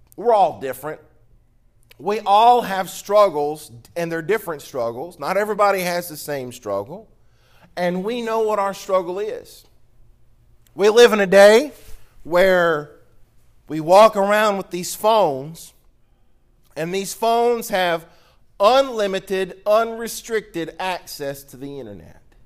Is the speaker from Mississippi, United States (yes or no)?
yes; Mississippi, United States; now in Louisiana, United States; I'm from Mississippi. I'm a Mississippi boy. Down here in Louisiana, y'all do things a little different